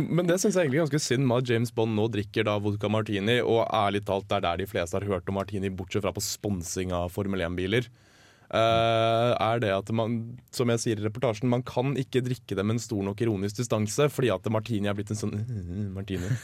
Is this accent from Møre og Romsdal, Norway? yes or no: no; Oslo, Norway; Nå kommer jeg fra Oslo vest